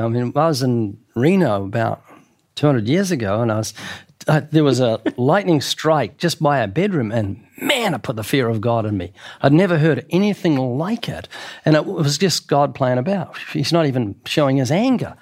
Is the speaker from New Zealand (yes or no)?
yes; New Zealand; now in United States; I'm from New Zealand. In New Zealand, I was brought up where the police had sticks.